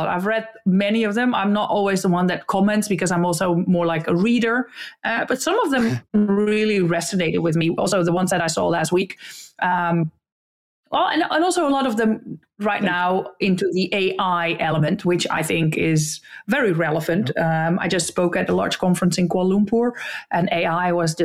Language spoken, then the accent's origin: English; Netherlands